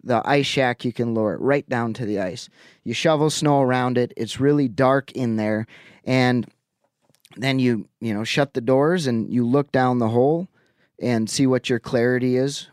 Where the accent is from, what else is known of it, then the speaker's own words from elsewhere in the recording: Lake Winnebago, Wisconsin, United States; moved away; a local watering hole back on Lake Winnebago. That's where I grew up in Wisconsin